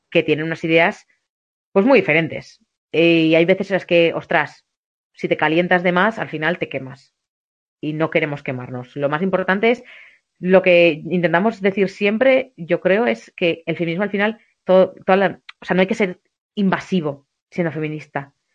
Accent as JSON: {"language": "Spanish", "region": "southern Navarre", "country": "Spain", "also_born_or_lived": "Bilbao / Pamplona", "moved": "as an adult", "said": "mi pueblo del sur de Navarra"}